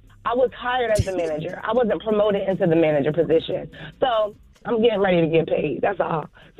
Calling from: New Jersey, United States; I'm coming from Jersey.

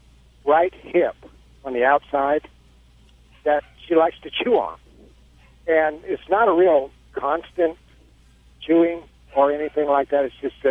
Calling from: Missouri, United States

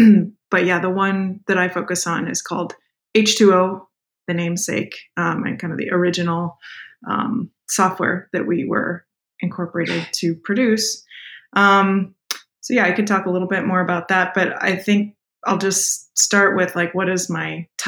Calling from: Oakland, California, United States; I'm calling in from Oakland, California in the U.S. today.

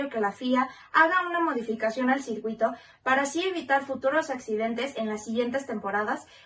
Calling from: Mexico City, Mexico; Hola Fórmula Latina … soy de la Ciudad de México

